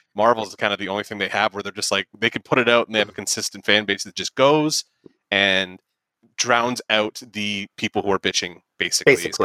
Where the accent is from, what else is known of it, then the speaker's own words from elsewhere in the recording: St. Catharines, Ontario, Canada; we're from St. Catharines